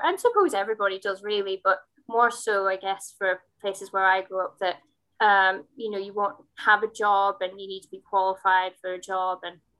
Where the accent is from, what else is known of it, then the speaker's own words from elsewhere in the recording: Hartlepool, North East England, United Kingdom; Yeah, so I am from Hartlepool, which is 40 minutes south of Newcastle in County Durham on the coast. You know, it's a deprived area